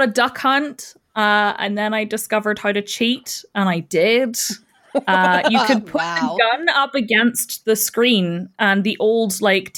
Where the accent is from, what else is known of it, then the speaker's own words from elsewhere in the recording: Northern Ireland, United Kingdom; And I'm from Northern Ireland and I have 3 cats